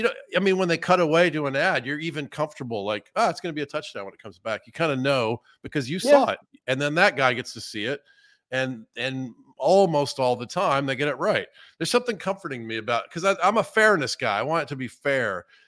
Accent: Georgia, United States; born or raised there

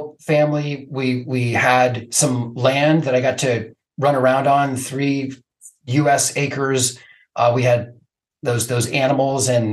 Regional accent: Cupertino, California, United States; moved away as an adult; also born or lived in Hungary; now in Portland, United States; I grew up in California, in Cupertino, Apple headquarters.

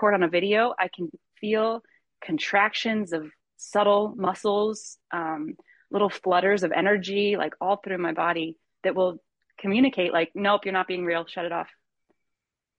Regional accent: Michigan, United States; I grew up in Michigan

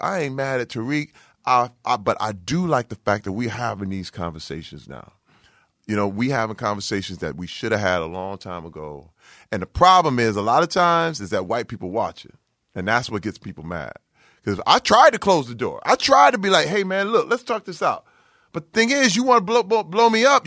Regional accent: Flint, Michigan, United States; moved away; I'm from Flint, Michigan

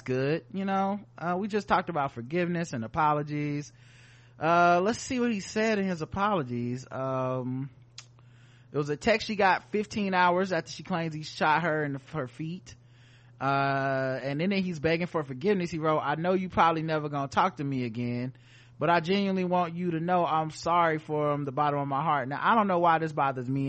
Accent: the South, United States; we're from the South

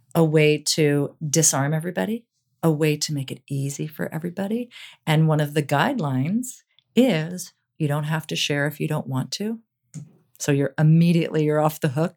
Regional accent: New York, United States; moved away as an adult; now in Los Angeles, United States; I was from New York

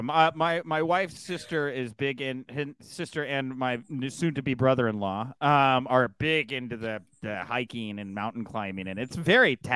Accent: Texas, United States; Well, I have an accent too. I'm from Texas

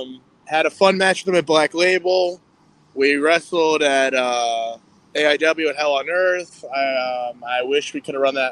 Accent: Akron, Ohio, United States; Akron, Ohio, the Dirty 330, my hometown

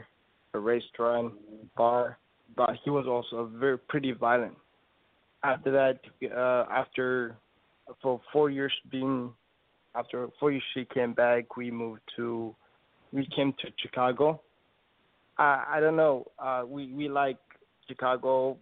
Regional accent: Ethiopia; I'm from Ethiopia. It's in the east of Africa.

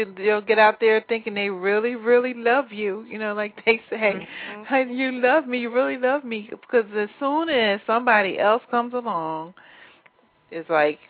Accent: Pennsylvania, United States; I grew up in Pennsylvania, too.

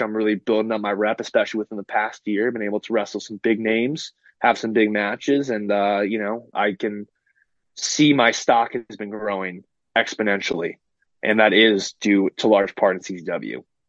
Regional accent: San Francisco, California, United States; I grew up in San Francisco. I grew up in the Bay Area

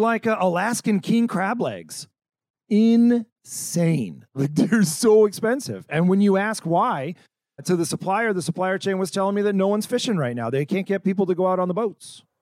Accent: California, United States; moved away; I'm originally from California, and I went to school in Northern California

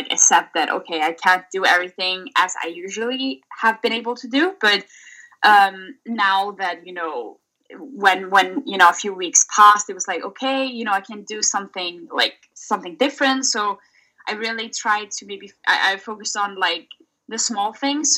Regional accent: Reykjavik, Capital Region, Iceland; moved away as an adult; I'm currently in Reykjavik, Iceland. So that's my hometown here in Iceland

